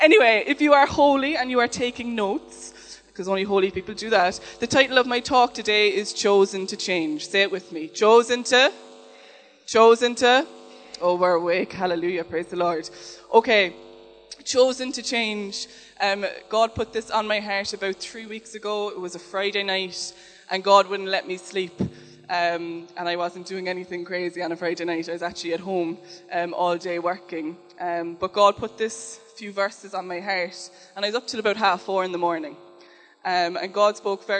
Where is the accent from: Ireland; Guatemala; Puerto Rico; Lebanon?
Ireland; Cork, Munster; I'm from Cork